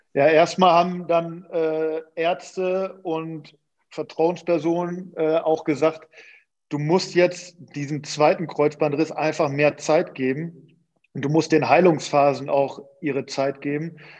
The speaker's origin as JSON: {"language": "German", "town": "Münster", "region": "North Rhine-Westphalia", "country": "Germany", "tie": "born or raised there", "also_born_or_lived": "Sandhausen", "moved": "as an adult", "said": "zurück in meine Heimat"}